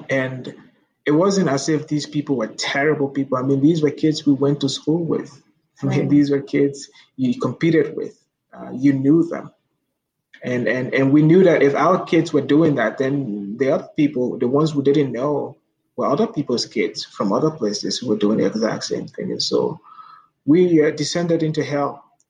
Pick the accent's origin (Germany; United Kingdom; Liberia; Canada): Liberia; I try to think about what things were like before the war, because my childhood is what Liberia was like before th